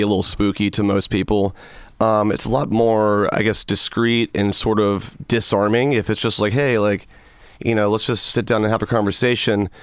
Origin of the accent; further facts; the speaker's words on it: Georgia, United States; my home state of Georgia